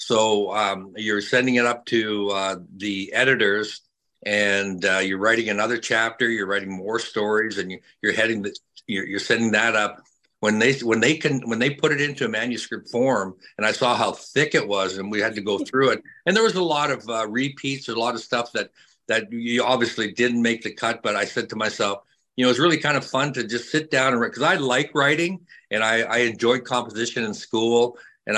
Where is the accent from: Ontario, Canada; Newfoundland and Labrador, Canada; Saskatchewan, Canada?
Saskatchewan, Canada; moved away; Early growing up in Saskatchewan, obviously Canada, growing up on a ranch with family